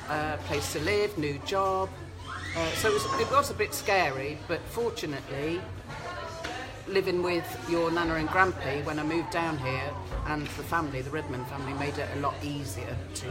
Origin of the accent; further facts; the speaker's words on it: West Bridgford, East Midlands, United Kingdom; moved away as an adult; now in Gloucester, United Kingdom; I grew up in West Bridgford, Nottingham.